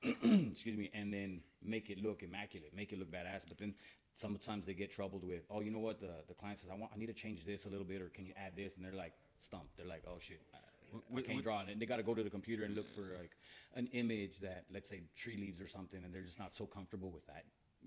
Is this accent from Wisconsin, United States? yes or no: no; Edinburg, Texas, United States; now in Kerrville, United States; I'm originally from the Valley, from Edinburgh, and I moved to Kerrville January 26th of 2004.